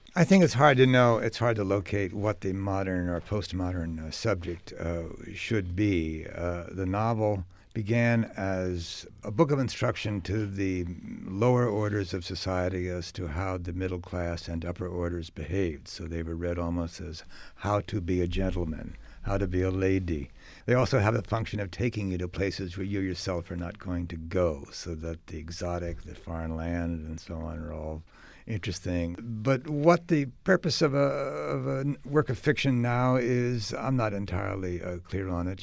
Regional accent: United States; as an American

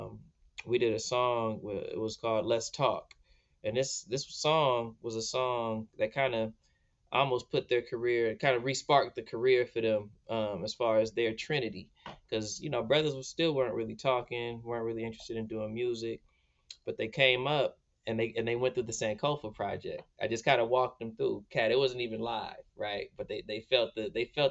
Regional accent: Santa Ana, California, United States; also born or lived in Inland Empire, California / Los Angeles / Washington, D.C.; now in Oakland, United States; we grew up in Santa Ana. Then we moved all around Southern California, Inland Empire, Los Angeles

